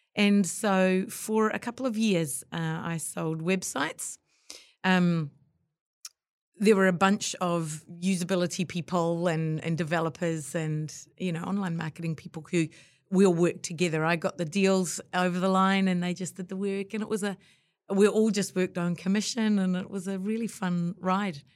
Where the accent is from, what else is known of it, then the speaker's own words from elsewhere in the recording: New Zealand; after I'd been overseas, came back to New Zealand